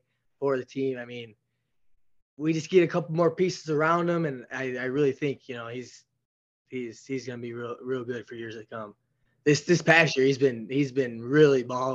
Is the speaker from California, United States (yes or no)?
no; Elgin, Illinois, United States; I grew up in Elgin, Illinois. It's a pretty big city outside of Chicago